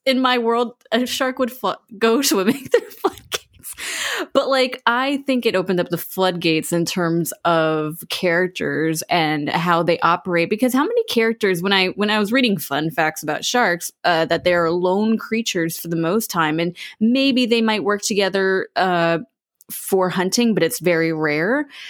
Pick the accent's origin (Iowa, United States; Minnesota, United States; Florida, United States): Florida, United States; But I grew up in Florida, so I lived pretty close to Universal Studios, which, uh, they have a theme park, uh, in Orlando.